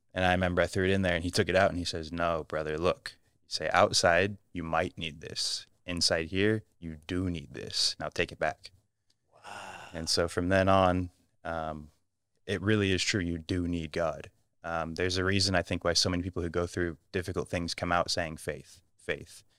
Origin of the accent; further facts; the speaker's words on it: United States; moved away; I'm American